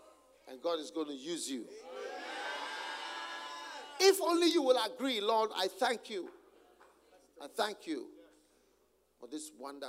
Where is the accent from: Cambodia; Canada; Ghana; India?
Ghana; Oh, wow. You're African, right? Man, you're African. That's all. Where are you from? Ghana, Guyana. I said, no, Ghana, Guyana, Guyana, Guyana, Guyana.